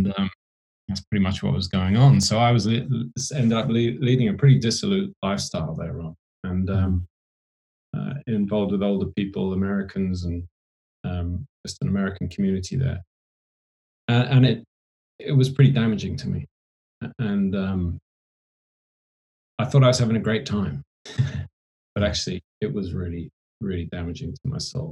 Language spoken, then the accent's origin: English; Oxfordshire, South East England, United Kingdom; I grew up in Oxfordshire in England.